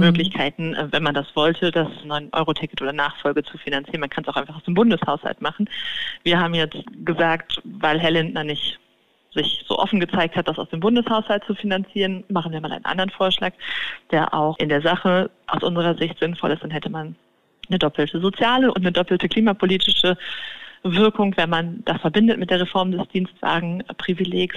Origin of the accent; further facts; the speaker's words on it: Cologne, North Rhine-Westphalia, Germany; in meiner Heimatstadt Köln